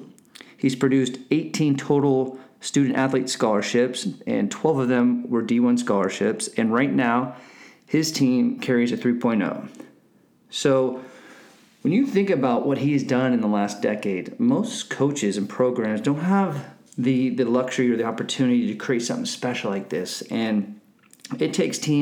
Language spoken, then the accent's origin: English; Northern California, United States; I'm from Northern California